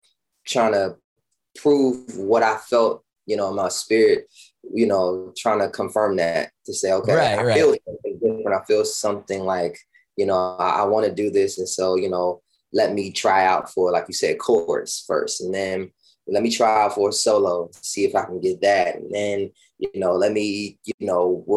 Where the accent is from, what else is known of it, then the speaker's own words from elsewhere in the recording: Washington, District of Columbia, United States; Born and raised in Washington, D.C.